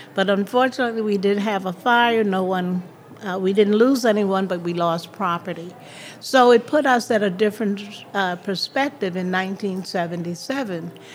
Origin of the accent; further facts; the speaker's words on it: New York City, New York, United States; moved away; also born or lived in Miami, Florida / Peekskill, New York; I grew up um, in Harlem, New York, there and uh, went to Florida